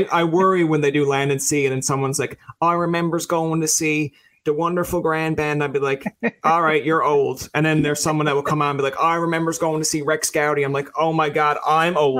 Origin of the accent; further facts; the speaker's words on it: Newfoundland and Labrador, Canada; being a Newfoundlander